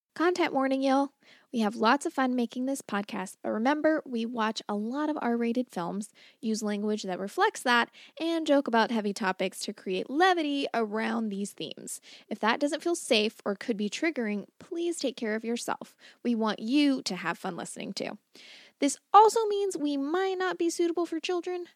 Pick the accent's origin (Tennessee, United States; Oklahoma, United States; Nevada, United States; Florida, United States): Florida, United States; I grew up in Florida